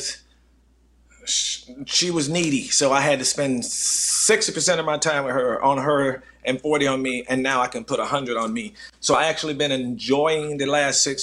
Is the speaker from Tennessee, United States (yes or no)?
no; North Carolina, United States; moved away; I'm from North Carolina